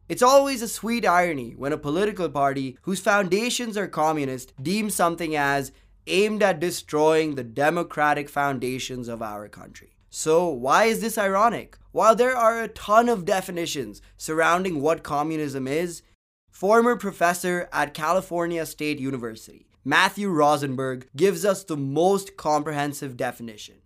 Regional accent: India; My home country, India

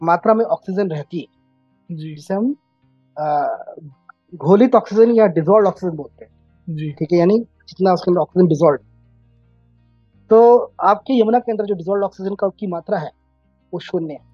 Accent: Jaipur, Rajasthan, India; also born or lived in Jamnagar; बाद से हम हमारे होम टाउन मेरे गृहनगर जयपुर में है तो उन्नीस से लेकर 2023

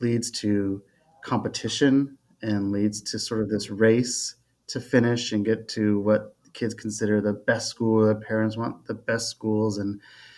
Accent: Fremont, California, United States; born and raised in Fremont, California

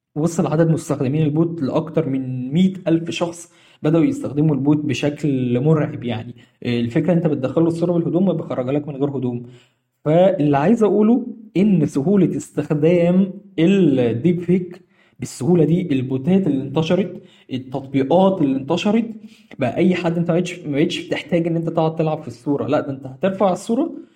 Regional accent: Egypt; عندنا في مصر

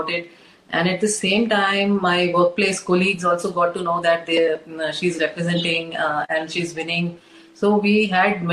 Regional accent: India; an Indian woman who has been brought up with so much of traditional values and in the Indian setup

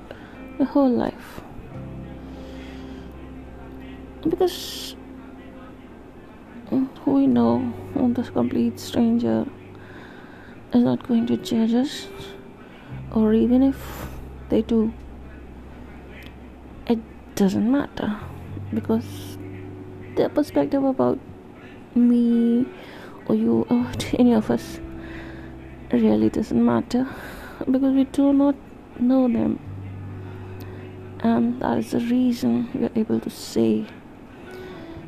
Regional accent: India; first language Hindi; English is a second language; I am an Indian

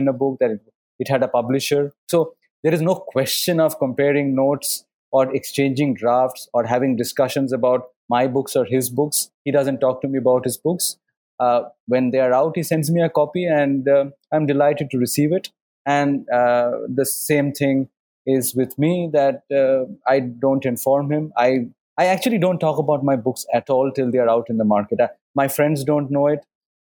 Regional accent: Kolkata, West Bengal, India; we come from Calcutta, where people read a lot

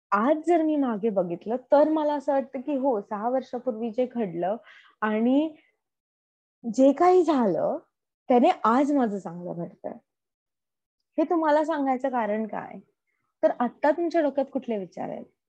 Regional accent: Pune, Maharashtra, India; moved away as an adult; now in United States; मी typical पुणेरी मुलगी असल्यामुळे

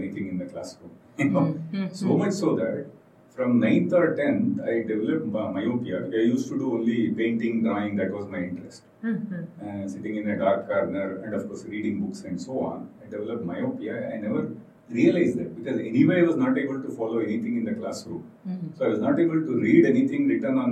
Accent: Shimoga, Karnataka, India; I am born and brought up in Shimoga, which is a small town

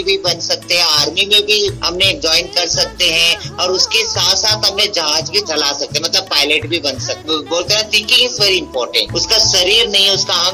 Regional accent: Chandigarh, India; है और मैं चंडीगढ़ से हूँ मैं पंजाब यूनिवर्सिटी में स्टूडेंट

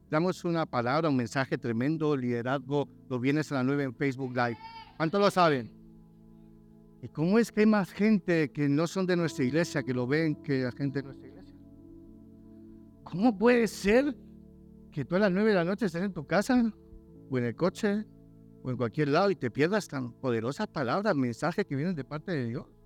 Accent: Germany; born there; also born or lived in Valladolid, Spain / Barcelona, Spain / Tenerife, Spain / Madrid, Spain; yo nací en el extranjero, en Alemania, pues yo soy pastor alemán.

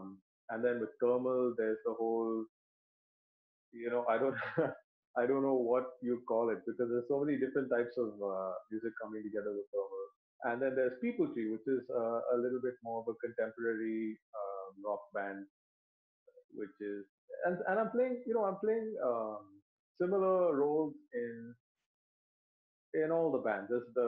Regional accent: Dubai, United Arab Emirates; because I grew up in Dubai and we had like one radio channel.

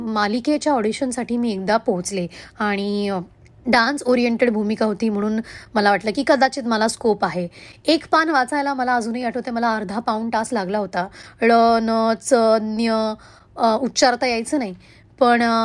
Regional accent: Pune, Maharashtra, India; first language Hindi; Marathi is a second language; आजी आजोबा काका काकू आत्या नुकतेच परभणीहून सगळेच पुण्यात देहरोडला शिफ्ट झाले होते आणि या सगळ्यांना आम्ही सगळेच जवळपास राहायचो

